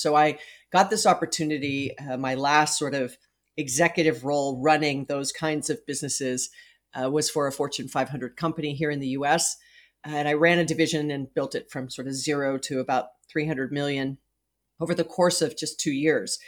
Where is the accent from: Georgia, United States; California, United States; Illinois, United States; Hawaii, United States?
Hawaii, United States; moved away as an adult; I was born and raised in Hawaii.